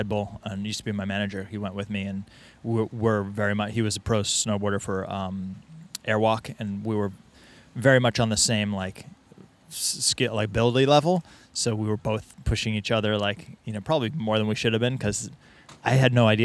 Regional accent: New England, United States; also born or lived in Boston, Massachusetts; now in Encinitas, United States; I grew up in New England.

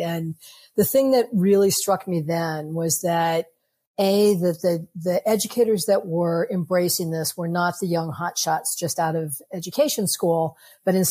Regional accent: New York City, New York, United States; I'm a New Yorker

